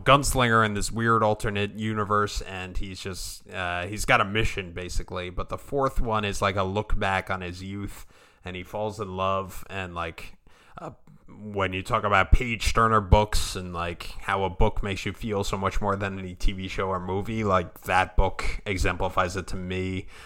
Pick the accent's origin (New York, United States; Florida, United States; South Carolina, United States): New York, United States; Long Island; growing up on Long Island